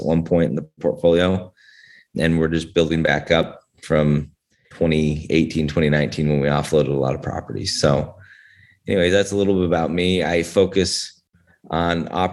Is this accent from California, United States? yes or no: no; Northern Utah, United States; moved away as an adult; also born or lived in Atlanta, Georgia; I was born and raised in Northern Utah